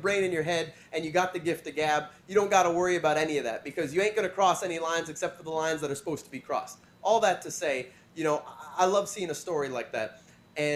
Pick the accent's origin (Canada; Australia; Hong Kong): Canada; as a Canadian